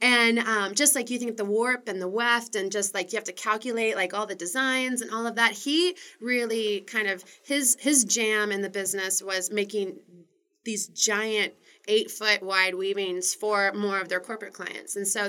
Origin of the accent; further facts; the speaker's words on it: Missouri, United States; also born or lived in Wisconsin; now in Portland, United States; I was born in Wisconsin. Okay. And then my Weaver parents moved us to a tiny little town 2 hours outside of St. Louis.